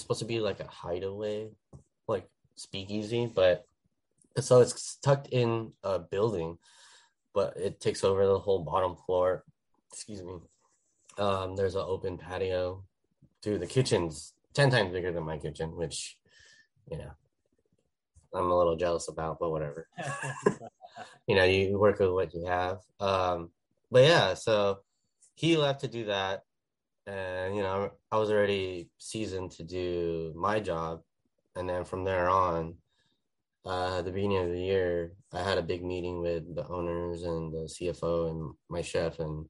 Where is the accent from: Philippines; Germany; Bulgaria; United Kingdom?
Philippines; And I was like, I'm Filipino.